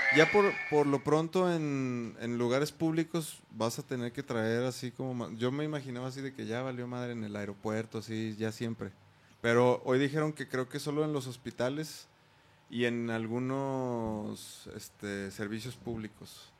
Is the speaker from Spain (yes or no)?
no; Mexico; sí somos mexicanos